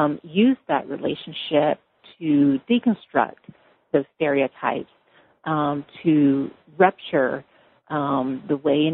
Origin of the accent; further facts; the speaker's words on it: Louisiana, United States; also born or lived in Massachusetts / California; But I grew up in Louisiana and went to school in Massachusetts and also in the Bay Area at UC Berkeley.